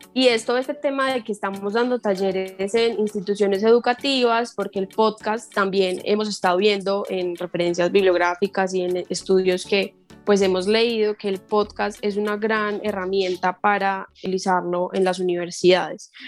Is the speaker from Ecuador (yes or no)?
no; Colombia; como podcaster colombiana